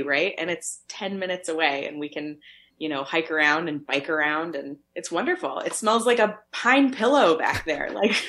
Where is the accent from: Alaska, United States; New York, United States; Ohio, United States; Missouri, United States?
Missouri, United States; St. Louis; moved away as an adult; now in Maine, United States; I'm from St. Louis, Missouri.